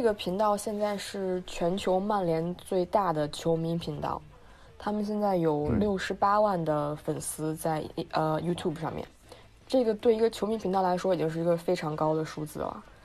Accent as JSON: {"language": "Chinese", "region": "Beijing", "country": "China", "also_born_or_lived": "Leeds, United Kingdom", "said": "我是个北京人嘛，然后我在，一直在海淀，海淀区"}